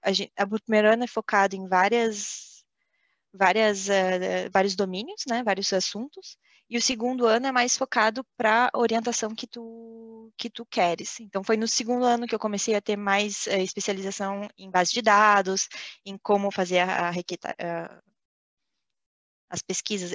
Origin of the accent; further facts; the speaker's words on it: Brazil; moved away as an adult; now in France; saí do Brasil, foi a primeira vez, primeira experiência fora do Brasil